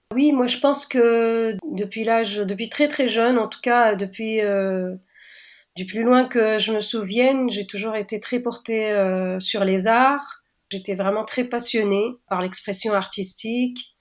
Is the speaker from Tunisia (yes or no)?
yes; Tunis, Tunis Governorate, Tunisia; je suis née à Tunis et j'ai grandi là-bas